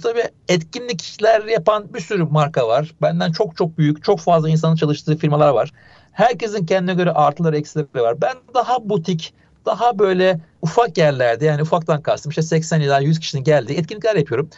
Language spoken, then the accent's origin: Turkish; Ankara, Turkey; moved away as an adult; now in Istanbul, Turkey; Ben Ankaralıyım. Yani ilk orta lise Ankara'da geçti.